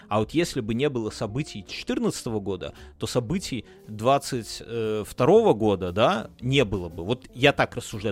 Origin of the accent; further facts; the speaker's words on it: Belarus; now in Lithuania; мы все белорусы